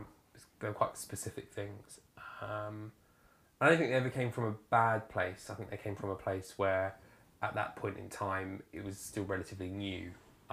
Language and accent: English; Isle of Wight, South East England, United Kingdom; also born or lived in Winchester; I grew up on the Isle of Wight in a very rural area.